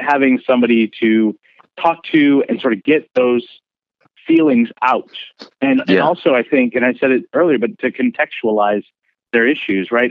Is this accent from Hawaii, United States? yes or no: no; Bay Area, California, United States; moved away as an adult; I came from the Bay Area